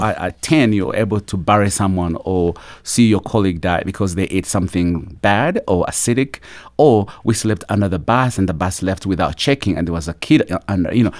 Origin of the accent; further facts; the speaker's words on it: Uganda; also born or lived in Kampala, Uganda; now in United States; I grew up in a small little village at the border of Uganda and Rwanda